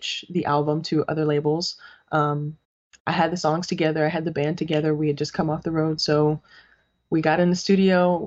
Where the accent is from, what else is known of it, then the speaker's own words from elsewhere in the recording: New York City, New York, United States; growing up in the Boogie Down